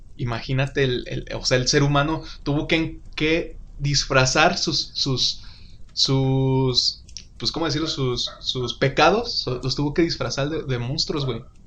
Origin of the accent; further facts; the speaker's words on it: Uruapan, Michoacán, Mexico; como los mexicanos suruapenses que somos